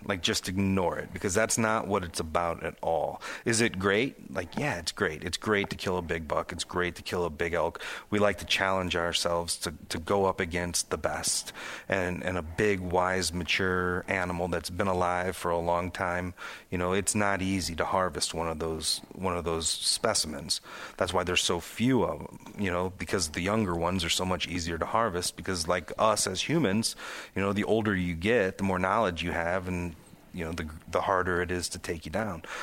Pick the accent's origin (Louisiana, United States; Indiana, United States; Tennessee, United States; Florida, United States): Indiana, United States; northwest; I grew up near Chicago in northwest Indiana